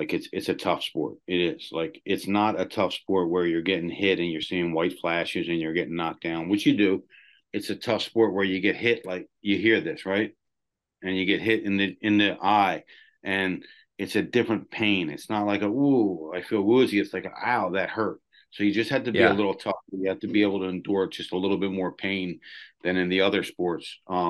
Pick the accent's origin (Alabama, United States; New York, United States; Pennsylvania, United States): Pennsylvania, United States; Yeah, man. I mean, there's so many different memories.